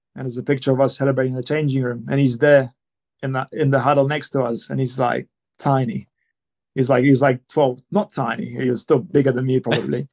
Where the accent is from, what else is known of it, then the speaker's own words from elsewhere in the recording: Italy; also born or lived in London; now in Perpignan, France; I was born in Italy. I was raised in Italy. I've always felt more Italian.